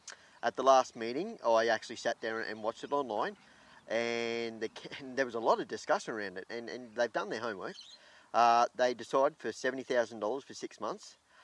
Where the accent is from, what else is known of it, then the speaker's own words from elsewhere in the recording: Brisbane, Queensland, Australia; born there; now in Kingaroy, Australia; I was born in Brisbane, but I've been in Kingaroy for 35 plus years.